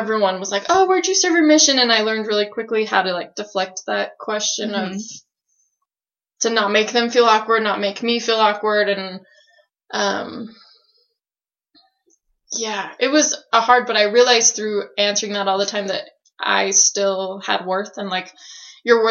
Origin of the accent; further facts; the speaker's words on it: Salt Lake City, Utah, United States; I'm from Salt Lake City, Utah